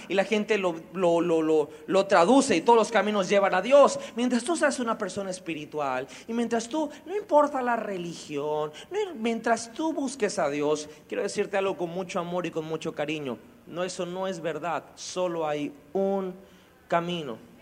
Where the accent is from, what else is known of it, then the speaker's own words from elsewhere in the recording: Mexico; como mexicanos